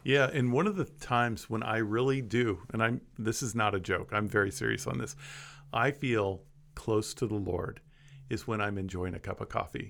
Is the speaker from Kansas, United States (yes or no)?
yes; Kansas, United States; I grew up in Kansas